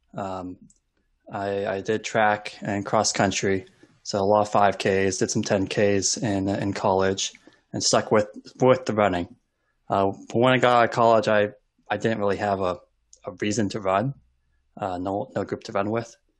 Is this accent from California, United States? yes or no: no; Olympia, Washington, United States; I grew up in Olympia and lived on the west side of Olympia